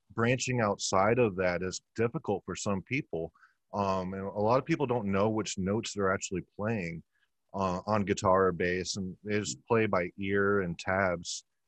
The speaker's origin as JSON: {"language": "English", "region": "Texas", "country": "United States", "moved": "yes", "lives_now": "Tampa, United States", "said": "I'm from Texas"}